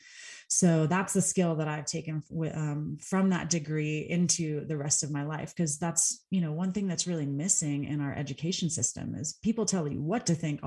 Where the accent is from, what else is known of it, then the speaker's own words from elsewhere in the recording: Texas, United States; moved away as an adult; now in Colorado, United States; Texas, where I'm from